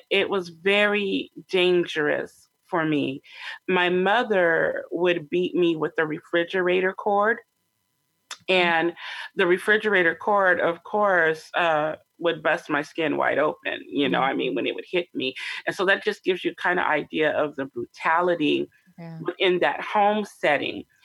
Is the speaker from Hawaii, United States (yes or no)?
no; Sacramento, California, United States; also born or lived in Longview, Washington; I grew up predominantly in Sacramento, California